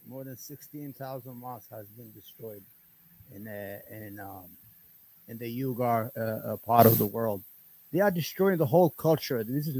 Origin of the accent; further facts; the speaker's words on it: Yemen; now in United States; Yeah, I was born in a house, you know, I'm from Yemen